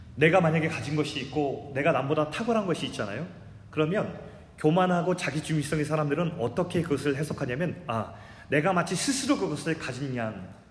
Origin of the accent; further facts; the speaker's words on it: South Korea; 제가 한국에서 태어났다는 것